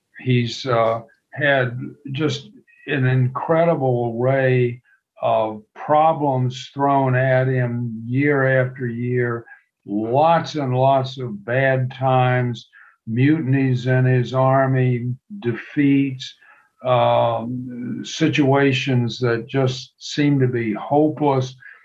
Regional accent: Galveston, Texas, United States; I grew up near Galveston, Texas, and I taught for 2 years.

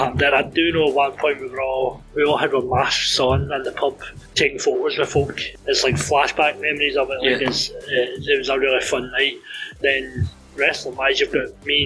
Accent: Greenock, Scotland, United Kingdom; I got the opportunity once I debuted to wrestle at Greenock, which I thought was a massive achievement just to get on my hometown show

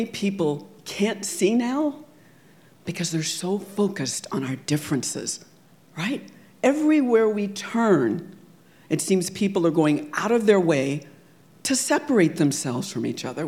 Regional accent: California, United States; Growing up in California in the 70s and 80s, I could never forget that I was black

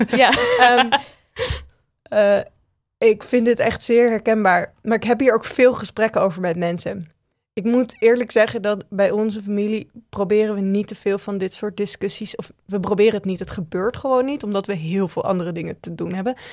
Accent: Randstad, Netherlands; En dat ik vind wat ik vind, omdat ik uit de Randstad kom

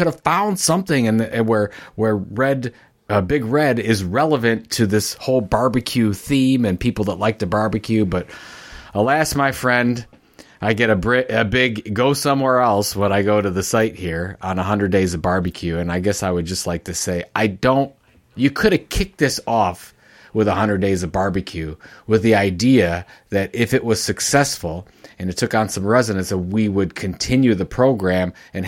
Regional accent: Midwest, United States; So yeah, I grew up in the Midwest, and we called it red pop.

